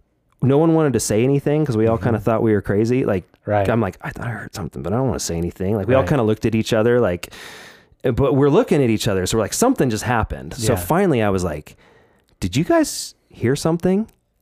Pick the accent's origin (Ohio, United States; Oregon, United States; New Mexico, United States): Oregon, United States; I grew up in Oregon as well. Right. I was in Southern Oregon, where I grew up in kind of Jacksonville, Medford area there.